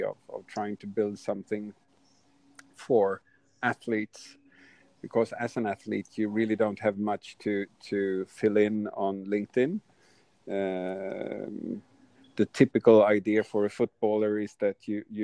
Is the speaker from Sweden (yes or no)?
yes; Sweden; I'm from Sweden